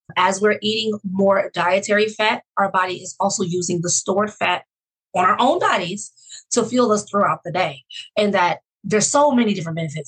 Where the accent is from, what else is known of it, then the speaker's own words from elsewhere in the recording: Oakland, California, United States; also born or lived in Fresno, California / Los Angeles, California; I grew up in Oakland, California